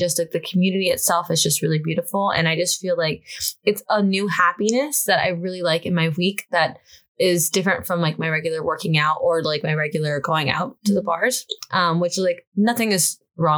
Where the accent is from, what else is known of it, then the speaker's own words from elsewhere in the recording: the South, United States; moved away; we're both from the South